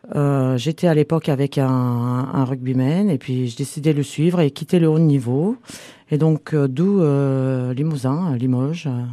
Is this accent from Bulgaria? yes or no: yes; Varna, Varna Province, Bulgaria; French is a second language; moved away as an adult; now in France; je viens de Bulgarie, une ville qui s'appelle Varna, la mer Noire.